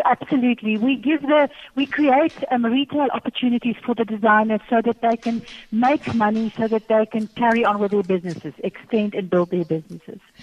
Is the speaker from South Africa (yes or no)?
yes; South Africa